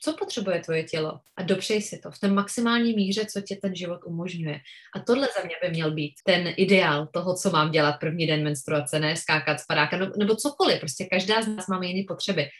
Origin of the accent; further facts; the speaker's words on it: Czechia; u nás v Čechách